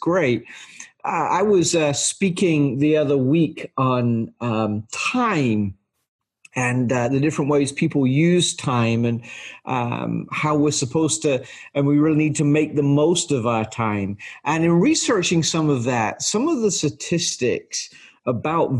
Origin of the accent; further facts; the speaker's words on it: England, United Kingdom; now in United States; when I was in elementary school in England